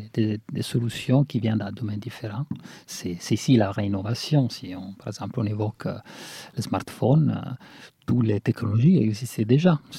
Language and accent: French; Italy; French is a second language; moved away; Nous, qu'on vient de l'Italie